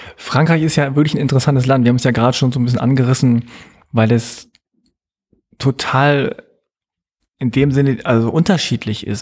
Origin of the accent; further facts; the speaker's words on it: Hanover, Lower Saxony, Germany; now in Berlin, Germany; in Hannover, wo ich aufgewachsen